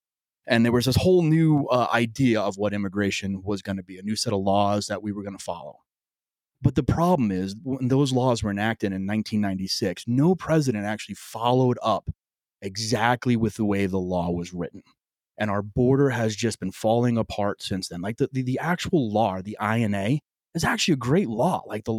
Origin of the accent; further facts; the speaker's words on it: New York, United States; I grew up in New York. My dad was a union guy, more of a conservative Democrat.